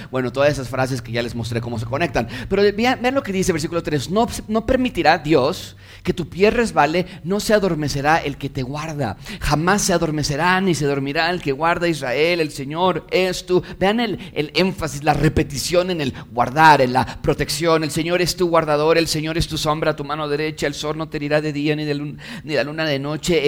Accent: Mexico; yo como mexicano

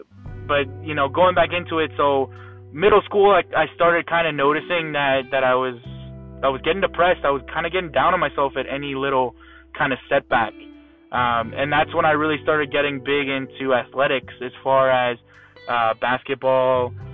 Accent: Fort Myers, Florida, United States; also born or lived in Massachusetts / Arizona / Pennsylvania; now in Naples, United States; I was born in Massachusetts. I've moved to Arizona, moved to Pennsylvania, and then from middle school up until the end of high school, going into a little bit of college, I've lived in Fort Myers, Florida

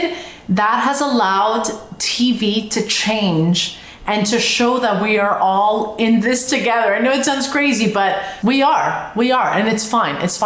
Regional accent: Montreal, Quebec, Canada; moved away; I'm from Montreal.

